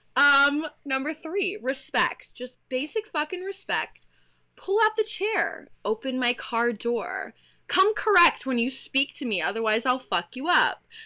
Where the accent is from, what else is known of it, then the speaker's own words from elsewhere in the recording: Texas, United States; now in Pennsylvania, United States; I'm from Texas